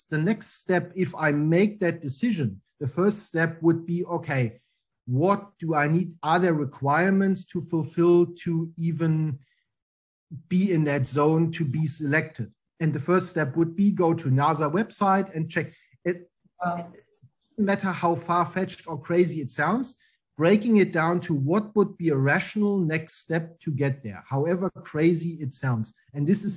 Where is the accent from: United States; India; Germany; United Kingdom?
Germany; East Germany; English is a second language; moved away as an adult; now in Australia; I really like growing up in Germany, in East Germany, because the wall was still there